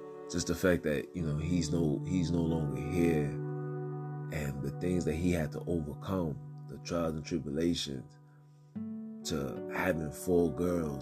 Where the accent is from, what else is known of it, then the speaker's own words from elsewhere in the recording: New York City, New York, United States; I'm from Brooklyn